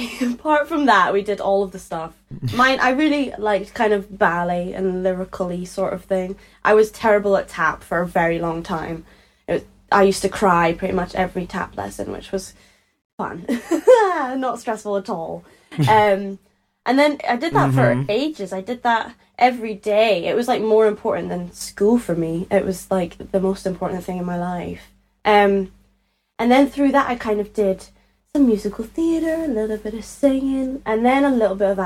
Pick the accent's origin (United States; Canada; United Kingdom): United Kingdom; Edinburgh, Scotland; accent: Scottish; I grew up in Edinburgh, in Leith, in Edinburgh, in Scotland.